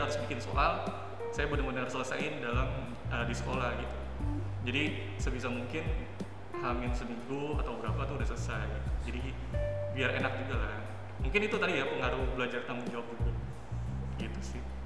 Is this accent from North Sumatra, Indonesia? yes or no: no; Jakarta, Indonesia; SD-nya tuh di kalau kamu tahu di Jakarta Selatan ada namanya Petukangan Selatan